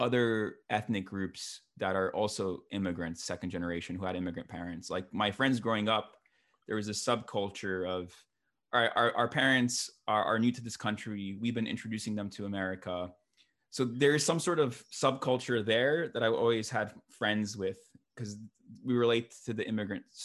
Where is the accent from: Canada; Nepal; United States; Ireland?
United States; New Jersey; I was born in New Jersey, the promised land of New Jersey